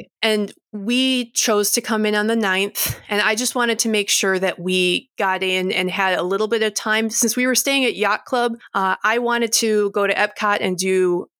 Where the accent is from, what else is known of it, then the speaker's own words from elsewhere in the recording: Michigan, United States; I'm from Michigan